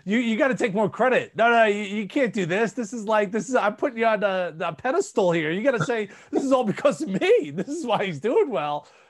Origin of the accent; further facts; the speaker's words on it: New York City, New York, United States; growing up in New York City